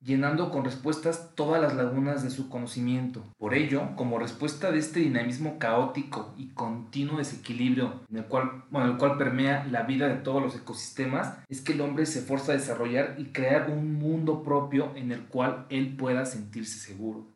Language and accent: Spanish; Mexico; yo como sé que vivo en México, pues bien, porque tengo un acta de nacimiento donde dice que yo nací en México.